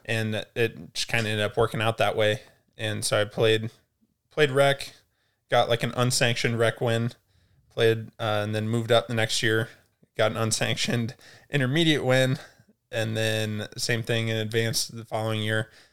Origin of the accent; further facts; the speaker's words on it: Altoona, Iowa, United States; technically Altoona, Iowa, it's like a little suburb